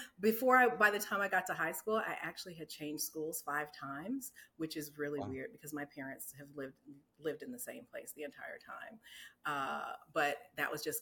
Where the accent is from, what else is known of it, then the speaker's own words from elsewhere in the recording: Newport News, Virginia, United States; I grew up in Newport News, Virginia, which is southeastern Virginia, Hampton Roads area.